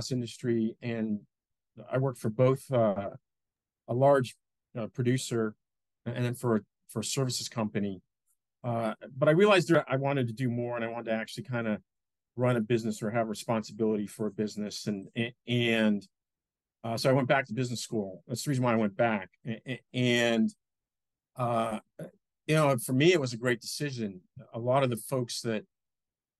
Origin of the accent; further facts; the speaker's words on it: Boston, Massachusetts, United States; moved away as an adult; also born or lived in New Orleans, United States; now in Austin, United States; I grew up just north of Boston. So born and bred in Boston